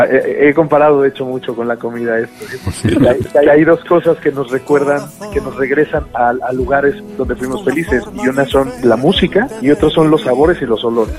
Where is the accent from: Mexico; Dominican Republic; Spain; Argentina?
Mexico; soy un mexicano muy extraño